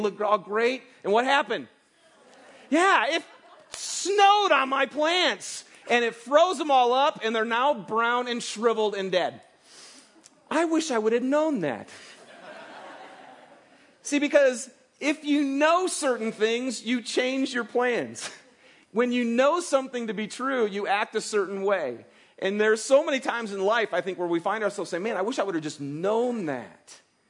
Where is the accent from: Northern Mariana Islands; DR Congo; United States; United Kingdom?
United States; Michigan; now in Salt Lake City, United States; I'm from Michigan, and you don't plant your garden until after Memorial Day, right? And it's because Michigan, it's a lot colder and stuff. So, we've moved here to Salt Lake